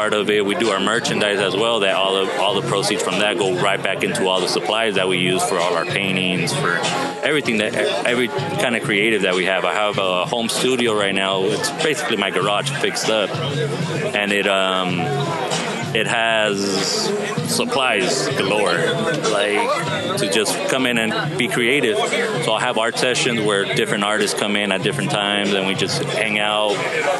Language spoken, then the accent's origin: English; Torrance, California, United States; also born or lived in San Pedro / Wilmington; In the Harbor area.